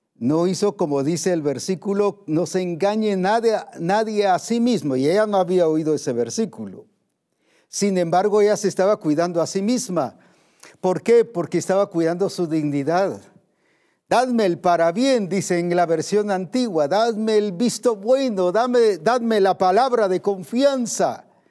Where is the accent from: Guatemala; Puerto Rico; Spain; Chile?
Guatemala; como decimos aquí en Guatemala